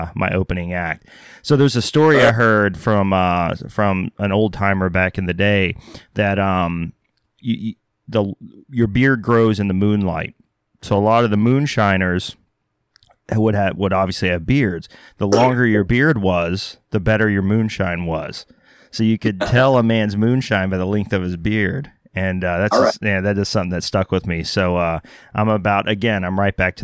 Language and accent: English; United States; also born or lived in Texas / Oklahoma; I grew up, I'm originally from Texas and Oklahoma.